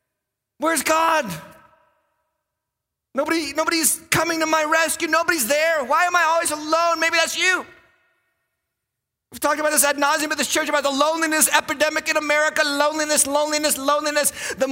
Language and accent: English; Western Massachusetts, United States; I grew up in Western Massachusetts. There ain't no streetlights out there. Literally, I was in a town where there was zero, I kid you not, zero stoplights in the whole town.